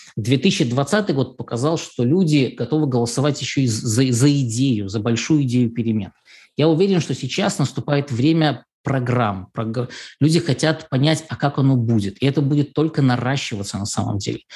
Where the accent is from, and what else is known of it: Belarus